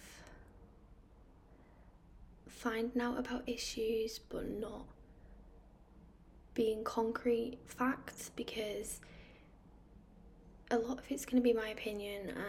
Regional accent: United Kingdom; also born or lived in Manchester; So I am from the United Kingdom. I live in Manchester, which is in the northwest.

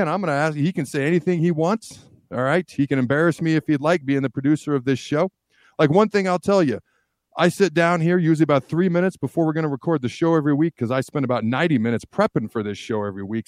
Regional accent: two hours from Pullman, Washington, United States; also born or lived in Hastings, Nebraska; When I was three, my dad's job took me upstate of Washington

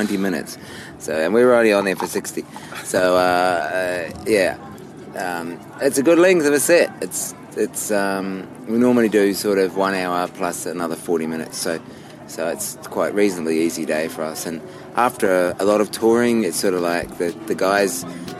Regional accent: New Zealand; now in Australia; I'm a New Zealander.

